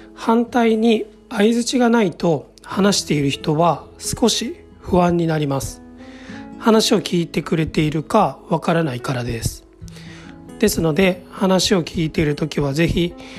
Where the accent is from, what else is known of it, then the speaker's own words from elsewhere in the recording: Kansai, Japan; accent: Kansai-ben; 私の場合は関西弁になってしまいますが